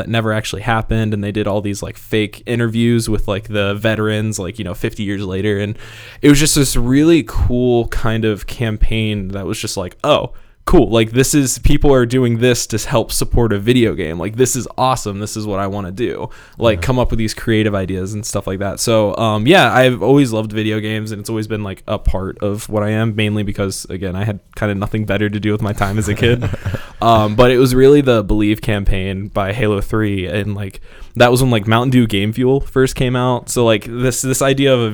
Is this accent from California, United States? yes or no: no; Marengo, Ohio, United States; I grew up in a town called Marengo, Ohio